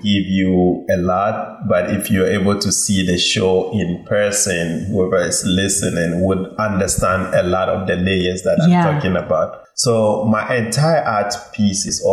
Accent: Kintampo, Bono East, Ghana; now in Bronx, United States; I was born in Ghana, in Kintampo, which is known for its waterfall

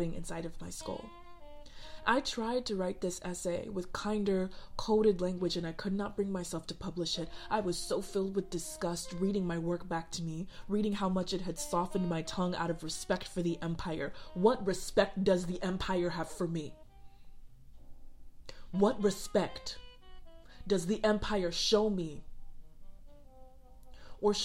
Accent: Sierra Leone; moved away; also born or lived in Chicago; my home country of Sierra Leone

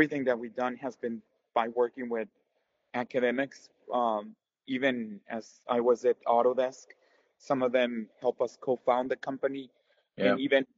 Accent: Mexico; moved away as an adult; also born or lived in United States; I'm originally from Mexico, where I did my undergrad

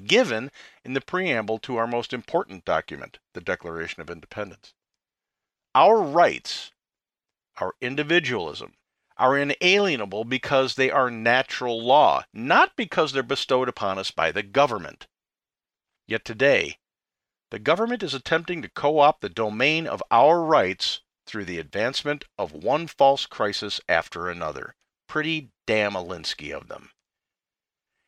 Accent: United States; As an American

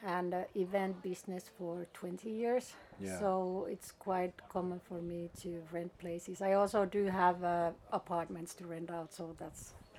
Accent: Hamina, Kymenlaakso, Finland; English is a second language; now in Helsinki, Finland; I'm from southeast part of Finland, Hamina, okay. Which is like 1.5 hour drive from here.

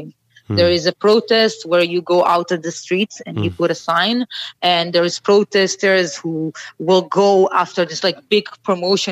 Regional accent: Israel; born or raised there; also born or lived in Ethiopia

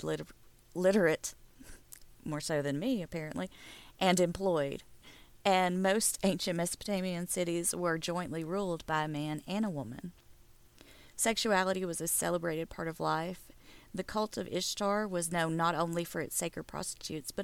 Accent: the South, United States; accent: southern; my southern accent

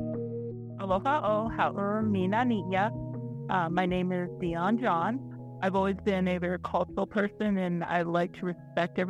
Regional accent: Reno, Nevada, United States; also born or lived in Pyramid Lake, Nevada; I'm from the Reno Sparks Indian Colony

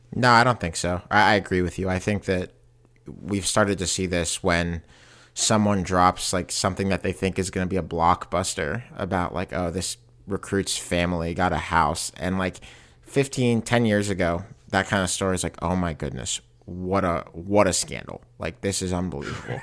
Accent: Pittsburgh, Pennsylvania, United States; my hometown of Pittsburgh

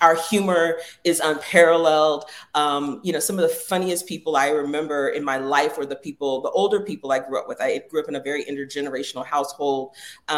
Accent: Jacksonville, Florida, United States; I grew up in the South. In Jacksonville, Florida, when I was growing up

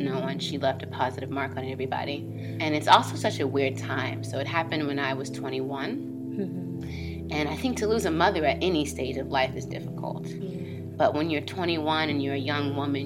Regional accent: Atlanta, Georgia, United States; I'm from Atlanta, Georgia. Good old Southern gal.

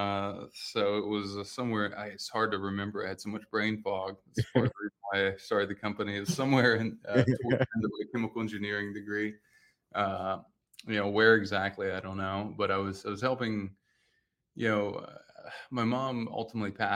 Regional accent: coastal Louisiana, United States; also born or lived in Austin, Texas; now in Miami, United States; I grew up in Louisiana, in coastal Louisiana

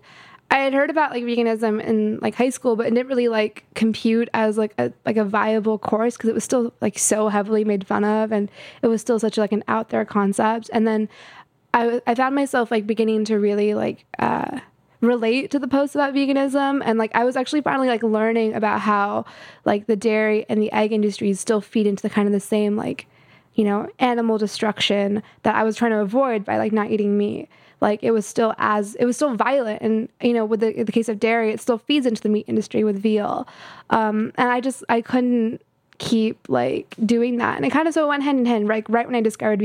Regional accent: California, United States; also born or lived in Houston, Texas / Atlanta, Georgia / Colorado; from like seven onwards, I was in California

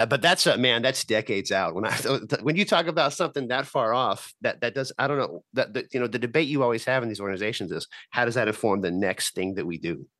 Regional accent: El Paso, Texas, United States; now in Richmond, United States; I'm from El Paso, Texas, but that's that's where I'm at now

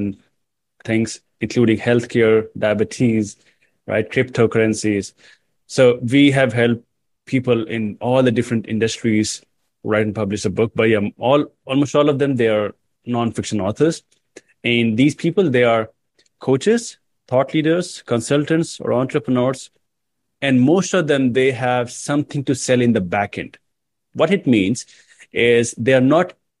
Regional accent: India; I come from India

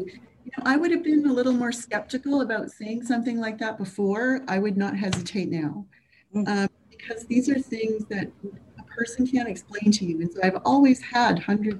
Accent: Quebec, Canada; I come from actually a really poor family. And I grew up in Quebec. We moved a lot, and that's poverty does that, right?

